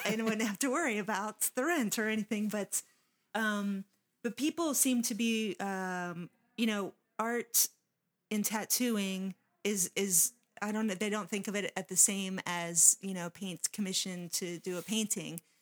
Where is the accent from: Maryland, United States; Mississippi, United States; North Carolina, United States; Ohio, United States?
Maryland, United States; Waldorf; when I was growing up in Waldorf, there wasn't a place to show your art